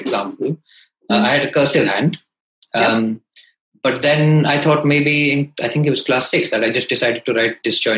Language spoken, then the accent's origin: English; India; also born or lived in Calcutta / Hyderabad / Delhi; So I grew up in India. I studied in Calcutta for 6 years.